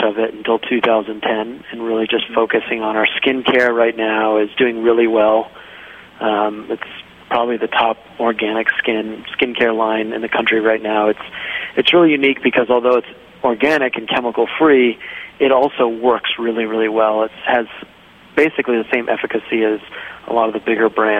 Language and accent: English; Rhode Island, United States; moved away as an adult; also born or lived in Jackson Hole, Wyoming / Nicaragua / Costa Rica; I grew up in Rhode Island, and when I was 18, I left Rhode Island